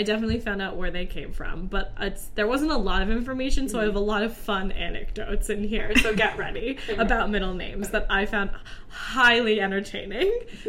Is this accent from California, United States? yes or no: no; Kimberton, Pennsylvania, United States; moved away; it's called Kimberton Whole Foods in my hometown.